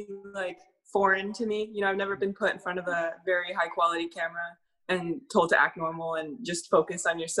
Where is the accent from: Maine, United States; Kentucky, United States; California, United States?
California, United States; Bay Area; now in Los Angeles, United States; we actually live in LA now, but we're from the Bay Area.